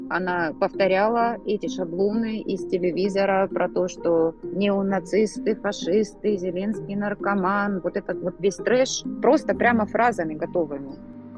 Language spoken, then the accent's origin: Russian; Rostov-on-Don, Rostov Oblast, Russia; moved away as an adult; now in Istanbul, Turkey; Я уроженка города Ростова-на-Дону. В настоящий момент я живу со своей семьей в Стамбуле